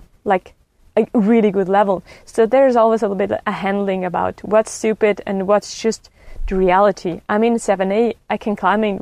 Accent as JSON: {"language": "English", "area": "Rätikon", "region": "Graubünden", "country": "Switzerland", "tie": "born or raised there", "said": "I grew up in the Raticon, surrounded by mountains"}